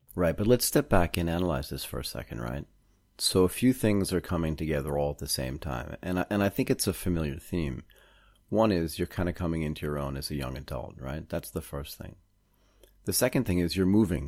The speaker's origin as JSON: {"language": "English", "town": "Boston", "region": "Massachusetts", "country": "United States", "tie": "born or raised there", "also_born_or_lived": "Connecticut", "said": "I grew up in Boston, Massachusetts and a little bit in Connecticut"}